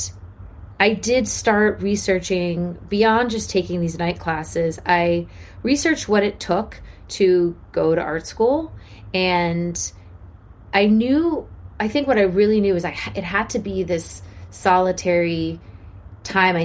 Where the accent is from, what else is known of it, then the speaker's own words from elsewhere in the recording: Washington, District of Columbia, United States; I grew up in Washington, D.C. to two parents who were very politically active